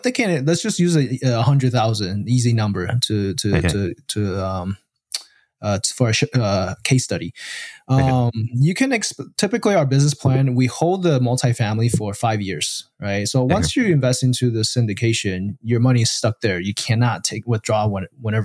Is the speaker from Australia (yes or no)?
no; Taiwan; now in United States; originally I'm from Taiwan